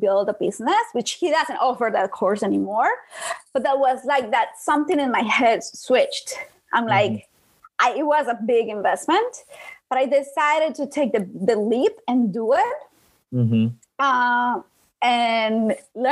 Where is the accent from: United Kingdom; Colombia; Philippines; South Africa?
Colombia; English is a second language; moved away as an adult; now in New York, United States; I'm from Colombia, but I've been living in New York for 6 years